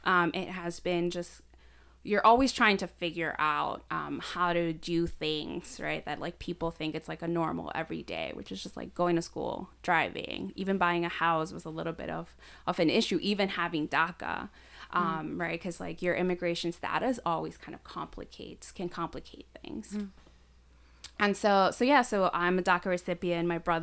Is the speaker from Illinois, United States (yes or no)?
yes; Chicago, Illinois, United States; So we came to Chicago. We had family. We still have family that lives in Chicago. And so I grew up in Logan Square. I've been there for 22 years.